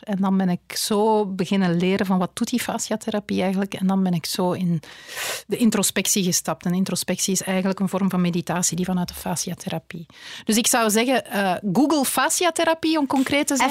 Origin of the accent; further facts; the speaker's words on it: Flanders, Belgium; wij als Vlaming